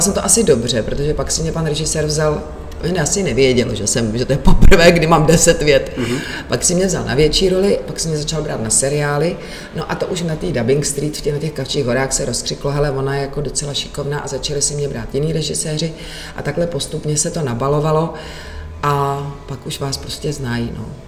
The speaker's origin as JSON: {"language": "Czech", "country": "Czechia", "said": "u nás v Čechách"}